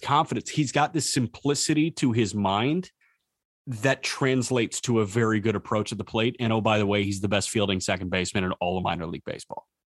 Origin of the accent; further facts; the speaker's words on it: Chicago, Illinois, United States; we grew up in the Chicagoland area